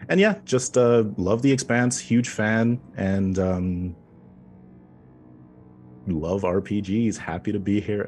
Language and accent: English; Canada